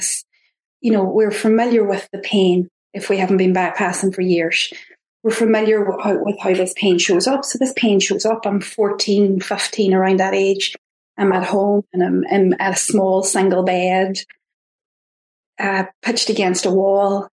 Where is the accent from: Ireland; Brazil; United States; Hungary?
Ireland; accent: Irish; my Irish accent